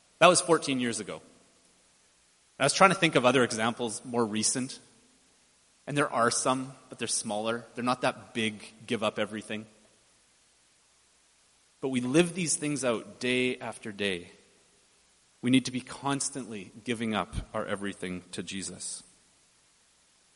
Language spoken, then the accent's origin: English; Chilliwack, British Columbia, Canada; moved away as an adult; I grew up in just outside of Abbotsford in Chilliwack